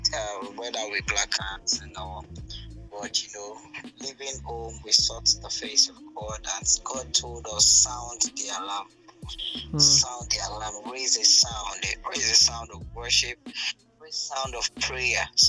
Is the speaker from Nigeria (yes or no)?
yes; Nigeria; I'm just a Nigerian